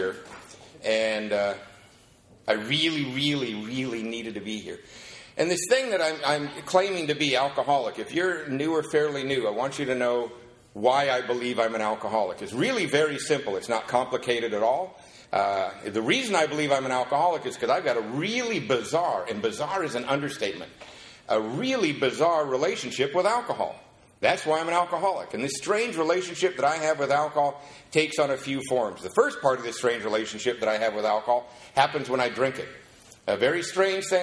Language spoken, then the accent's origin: English; Covina, California, United States; also born or lived in Seattle, Washington; I'm from Covina, not West Covina